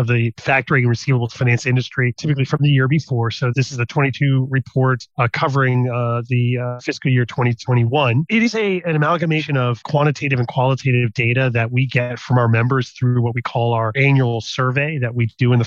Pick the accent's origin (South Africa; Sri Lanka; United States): United States; moved away as an adult; now in Netherlands; I'm American, but I'm based in the Netherlands